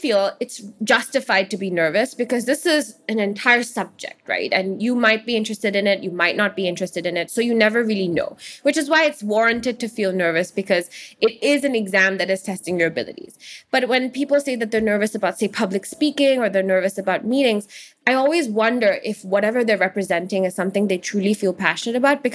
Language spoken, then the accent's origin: English; Hong Kong; where I'm from when I'm elsewhere in the world, I always say Hong Kong, even though it's pretty clear that I'm Indian